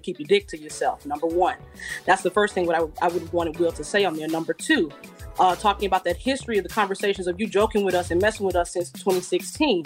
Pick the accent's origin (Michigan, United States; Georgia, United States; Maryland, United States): Georgia, United States; Atlanta; I'm from Atlanta